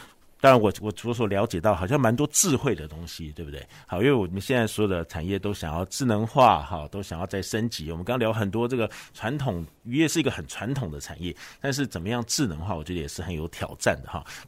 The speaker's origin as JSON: {"language": "Chinese", "region": "Kaohsiung", "country": "Taiwan", "said": "我们高雄人"}